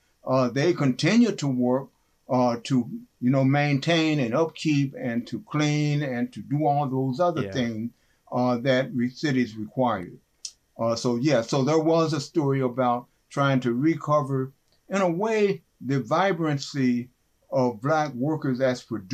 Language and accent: English; West Virginia, United States; growing up in West Virginia, by the way